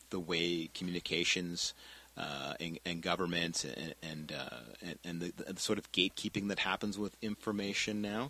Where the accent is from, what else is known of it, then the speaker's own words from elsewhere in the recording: Richmond, British Columbia, Canada; I'm from Richmond